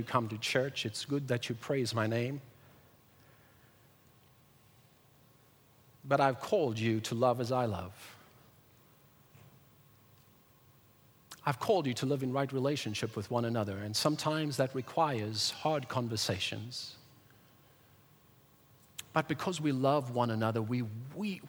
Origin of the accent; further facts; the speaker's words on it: South Africa; moved away; I was raised in South Africa in apartheid in the early 1990s